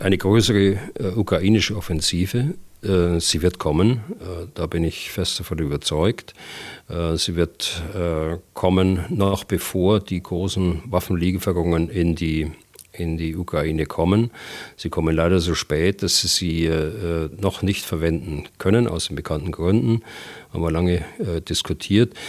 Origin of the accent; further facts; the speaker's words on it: Germany; bei uns in Deutschland